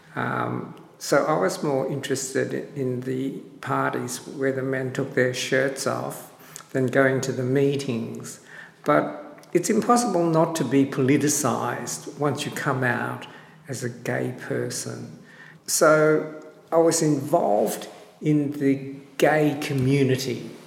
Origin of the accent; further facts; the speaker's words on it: Australia; also born or lived in Sydney; I'm Australian born Chinese and I've lived in Sydney for over 40 years working as a photographer.